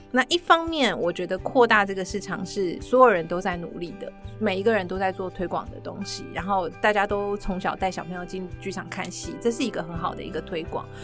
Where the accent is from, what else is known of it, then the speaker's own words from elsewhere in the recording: Chiayi, Chiayi City, Taiwan; also born or lived in United Kingdom; 我在嘉义市长大，然后我常常在这边听音乐会